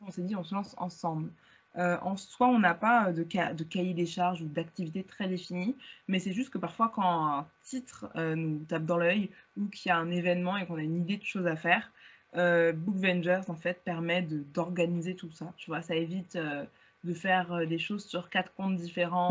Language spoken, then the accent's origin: French; Val-de-Marne, Paris region, Île-de-France, France; also born or lived in Hauts-de-Seine (92); j'ai toujours vécu en région parisienne. Je suis née dans le 92, j'ai grandi dans le 94